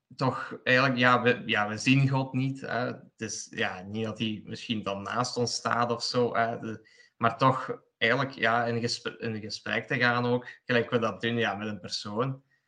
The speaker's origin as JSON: {"language": "Dutch", "town": "Sint-Truiden", "region": "Flanders", "country": "Belgium", "tie": "born or raised there", "also_born_or_lived": "Poland", "said": "ik woon in België, in Sint-Truiden, Limburg. En ik kom er oorspronkelijk uit Polen. Daar ben ik geboren, heb ik zes jaar gewoond en tien jaar hier in België"}